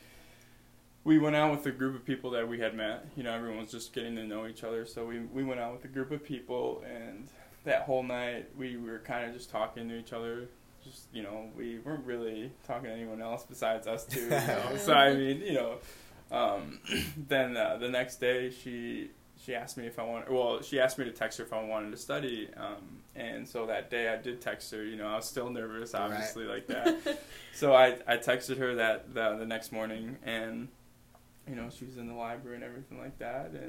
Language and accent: English; near Chicago, Illinois, United States; moved away as an adult; also born or lived in Indiana; now in Davenport, United States; I grew up near Chicago